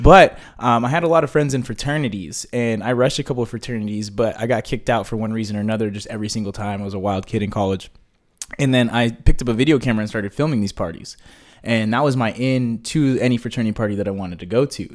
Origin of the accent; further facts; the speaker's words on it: Hemet, California, United States; when I was growing up in Hemet, my mom was the only black face in the entire town.